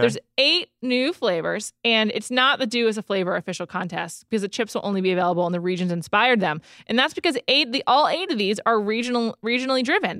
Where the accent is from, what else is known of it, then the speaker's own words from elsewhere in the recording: New York, United States; also born or lived in Silver Lake, Los Angeles, California; now in Los Angeles, United States; my childhood growing up on New York Chinese food